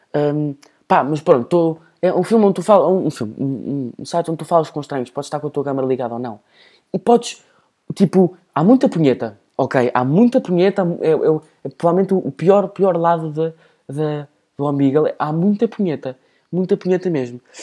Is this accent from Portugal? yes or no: yes; Portugal; E depois eu começo a fingir que não sou português